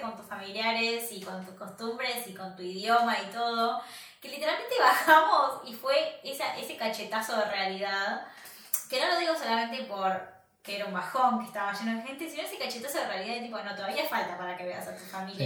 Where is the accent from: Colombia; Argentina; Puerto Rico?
Argentina; moved away as an adult; now in Michigan, United States